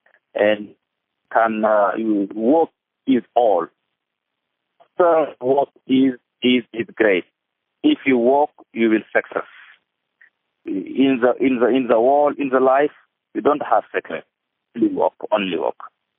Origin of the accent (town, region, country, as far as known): Senegal